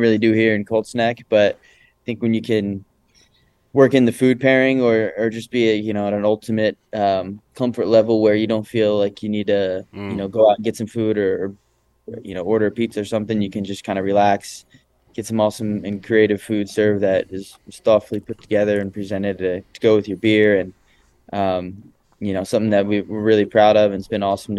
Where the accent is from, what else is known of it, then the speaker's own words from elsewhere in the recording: Northern Delaware, United States; moved away; also born or lived in Pennsylvania; I'm from Northern Delaware and then Pennsylvania after that for a good part of my life